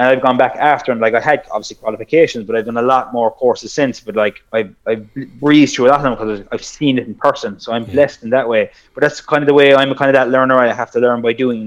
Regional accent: South Kerry, Munster, Ireland; I'm from Sokerry

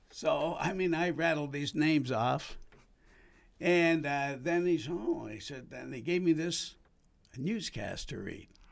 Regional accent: Edmonton, Alberta, Canada; also born or lived in Toronto; I decided to come back to Edmonton because it was home.

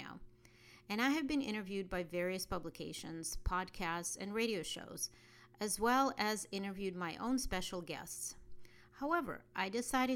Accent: Russia; born or raised there; moved away

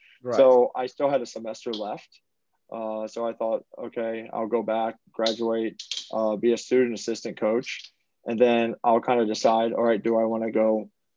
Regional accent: New Orleans, Louisiana, United States; I'm actually from New Orleans, which was is an hour away from Baton Rouge

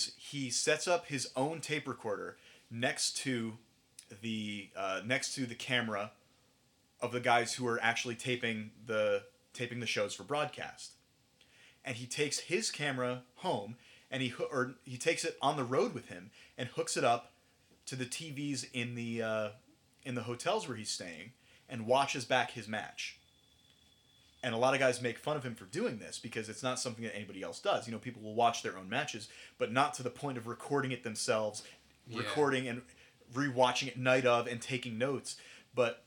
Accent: New York, United States; now in New Jersey, United States; I'm from New York

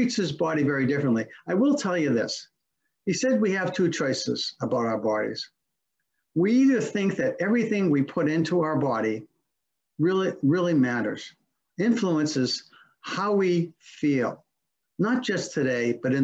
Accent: Massachusetts, United States; now in Simsbury, United States; When I was a young kid growing up in Massachusetts

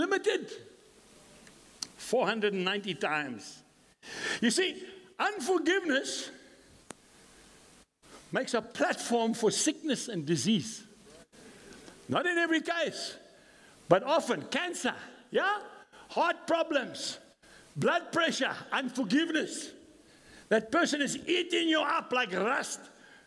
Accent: Scotland, United Kingdom; I'm a Scot

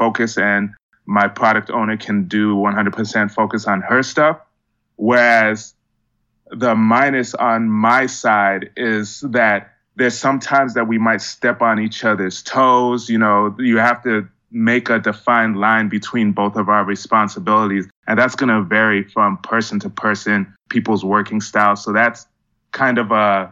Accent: Miami, Florida, United States; moved away as an adult; also born or lived in Georgia; So I'm from Miami, grew up really interested in technology

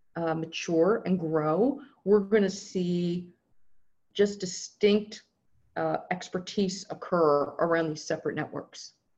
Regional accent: Southern California, United States; I'm from Southern California

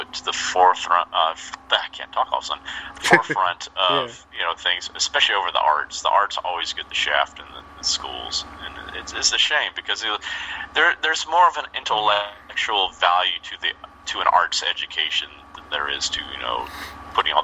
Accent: Alabama, United States; moved away as an adult; also born or lived in New York City; when I was in my high school at Grissom

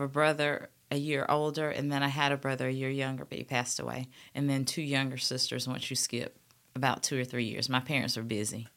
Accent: Montgomery, Alabama, United States; I grew up in South Lawn, but we went to Vaughn Road

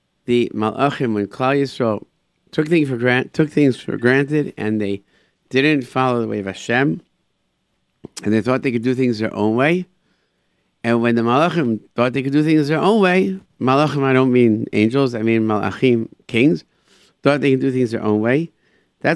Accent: United States; being an American in Israel

